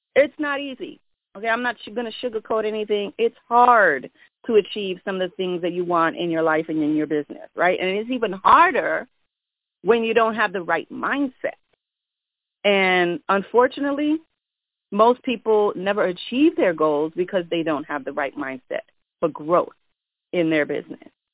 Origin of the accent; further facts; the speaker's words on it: New York, United States; I'm from New York